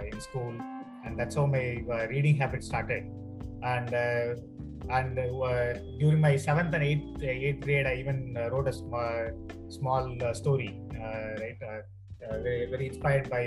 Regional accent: Chennai, Tamil Nadu, India; I grew up in Chennai, right? I was born and uh, brought up pretty much in uh, Chennai

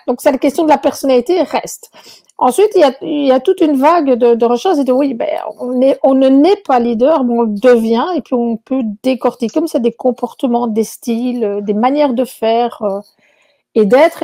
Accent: Belgium; moved away as an adult; also born or lived in Chile; now in Quebec, Canada; à mon accent, vous verrez que je ne suis pas québécoise à l'origine. Donc, euh, je, viens de Belgique

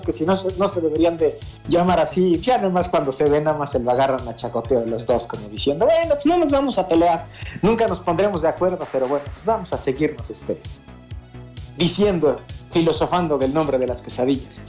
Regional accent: Puebla, Mexico; now in Mexico City, Mexico; yo soy de Puebla

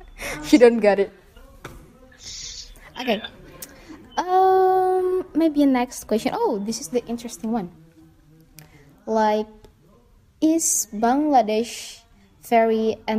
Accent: Indonesia

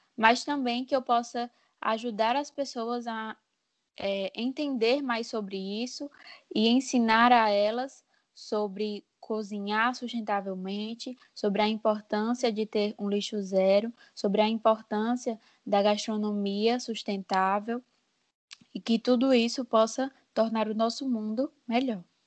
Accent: Juazeiro, Bahia, Brazil; moved away as an adult; now in João Pessoa, Brazil; eu sou de Juazeiro, na Bahia

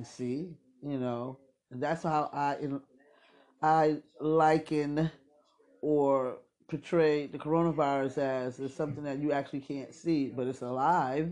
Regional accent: New York City, New York, United States; I'm from Brooklyn, so, and I'm an old head

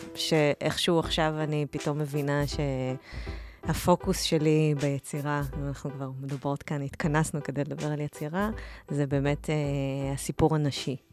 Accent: Or Yehuda, Tel Aviv District, Israel; moved away as an adult; now in Tel Aviv, Israel; גדלתי באור יהודה, לא רחוק מתל אביב

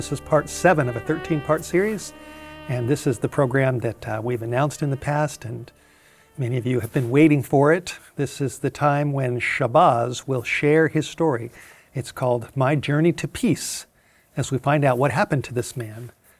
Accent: California, United States; quite different from where I grew up in California.

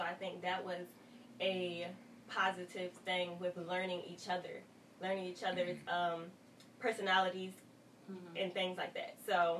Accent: Philadelphia, Pennsylvania, United States; I grew up in North Philadelphia

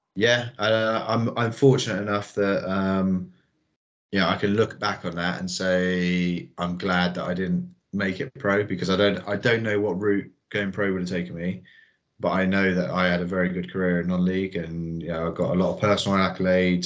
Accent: Salisbury, South West England, United Kingdom; Salisbury is my hometown club

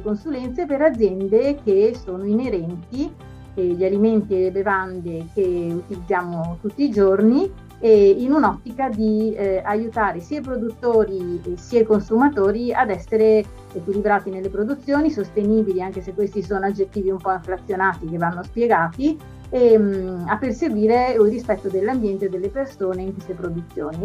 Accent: Veneto, Italy; la mia regione d'origine, il Veneto

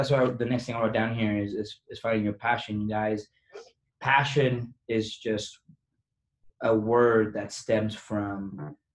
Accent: Venezuela; I am from Venezuela.

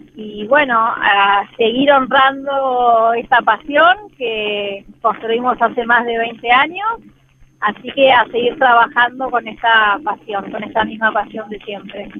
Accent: Argentina; nosotros como argentinos

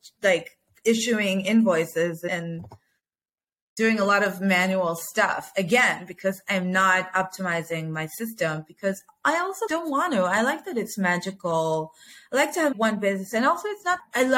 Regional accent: United States; now in Israel; I grew up in America

